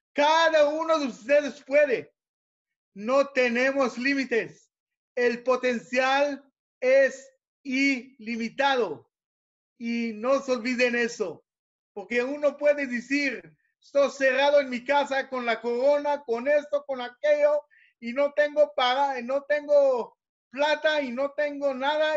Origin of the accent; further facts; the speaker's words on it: Israel; Spanish is a second language; e inglés por modo de la escuela aquí en Israel, hebreo no sé por qué, yo soy israelí